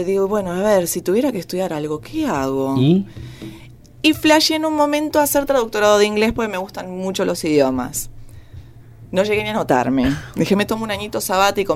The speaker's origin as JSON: {"language": "Spanish", "town": "San Justo", "region": "Buenos Aires Province", "country": "Argentina", "said": "yo soy de Buenos Aires, eh, de San Justo, La Matanza"}